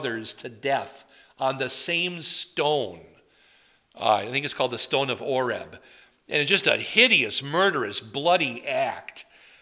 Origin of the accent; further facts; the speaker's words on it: Madison, Wisconsin, United States; I grew up near Madison, Wisconsin